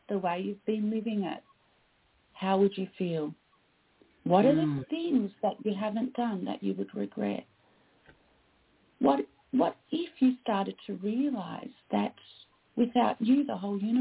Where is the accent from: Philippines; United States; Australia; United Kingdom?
Australia; I am Australian